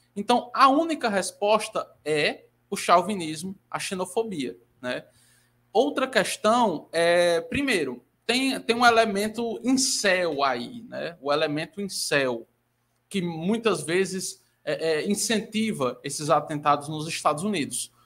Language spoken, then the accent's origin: Portuguese; Ceará, Brazil; eu sou brasileira, assim como o Lucas é, só que eu sou nordestina, né? Eu sou cearense.